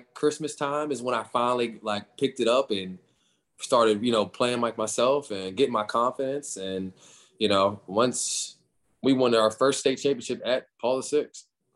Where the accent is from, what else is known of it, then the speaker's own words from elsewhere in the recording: Winchester, Virginia, United States; also born or lived in Inglewood, California; I'm from Winchester, Virginia.